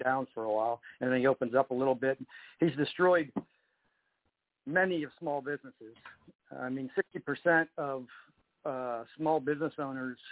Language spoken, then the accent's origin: English; Youngstown, Ohio, United States; moved away as an adult; now in Pittsburgh, United States; I was born in Pittsburgh. I lived there until about I was 10 years old. And then my mother remarried, and I moved to Youngstown, Ohio. And then I came back to Pittsburgh after school